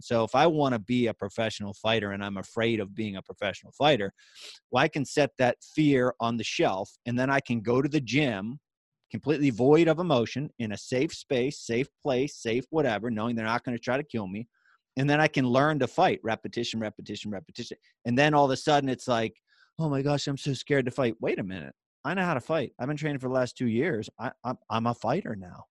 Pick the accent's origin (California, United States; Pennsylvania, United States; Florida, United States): Pennsylvania, United States; western; moved away as an adult; now in Hershey, United States; Originally born a little bit west in Pennsylvania